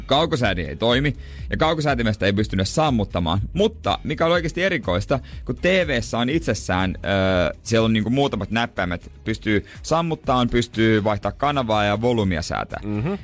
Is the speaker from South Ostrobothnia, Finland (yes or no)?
yes; Seinäjoki, South Ostrobothnia, Finland; born or raised there; moved away